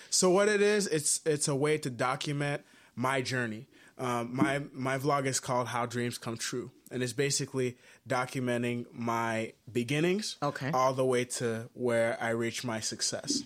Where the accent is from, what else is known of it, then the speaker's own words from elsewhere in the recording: Haiti; moved away; I'm originally from Haiti